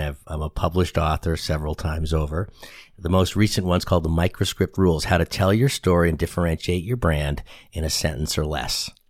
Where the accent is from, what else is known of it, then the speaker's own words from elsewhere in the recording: Boston, Massachusetts, United States; accent: Boston; moved away as an adult; now in San Antonio, United States; I grew up in Boston, Massachusetts